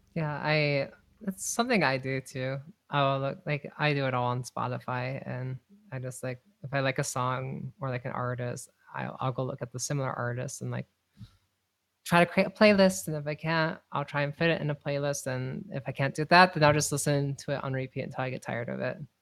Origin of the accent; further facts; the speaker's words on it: North Dakota, United States; moved away; North Dakota